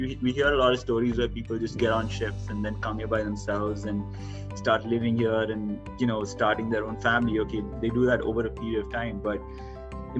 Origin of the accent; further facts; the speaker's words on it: Bangalore, Karnataka, India; moved away as an adult; also born or lived in United States; now in Canada; I was brought up entirely in Bangalore, where my family is based